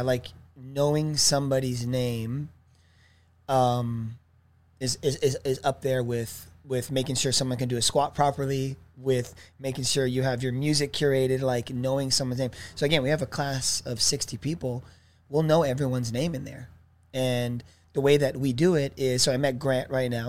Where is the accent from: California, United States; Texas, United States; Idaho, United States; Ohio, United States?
California, United States; Irvine; also born or lived in Torrance / Oceanside; growing up in Irvine